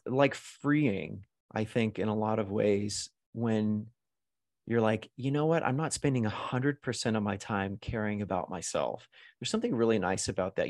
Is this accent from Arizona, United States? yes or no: no; Arkansas, United States; also born or lived in New York / Los Angeles; now in Las Vegas, United States; I grew up in Arkansas